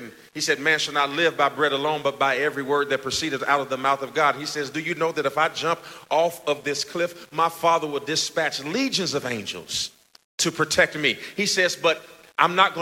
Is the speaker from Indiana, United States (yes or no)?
yes; Gary, Indiana, United States; moved away; I'm from Gary, Indiana. My mother worked at fast food restaurants all of our life